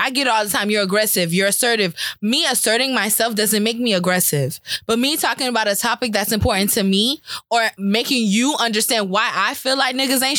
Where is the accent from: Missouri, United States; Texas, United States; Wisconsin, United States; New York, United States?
New York, United States; New York City; I'm from Brooklyn.